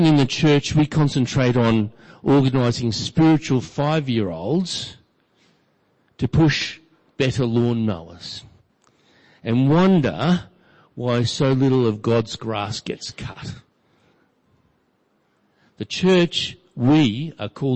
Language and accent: English; Brisbane, Queensland, Australia; growing up in Brisbane